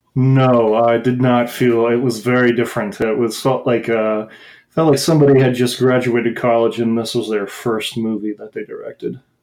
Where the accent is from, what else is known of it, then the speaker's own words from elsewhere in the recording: Midwest, United States; I grew up in the Midwest and like in like suburbs